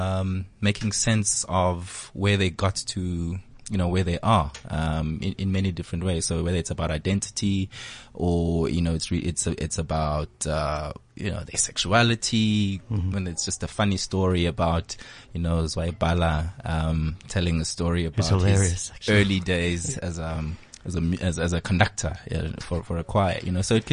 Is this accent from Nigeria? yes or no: no; Eastern Cape, South Africa; we grew up in the Eastern Cape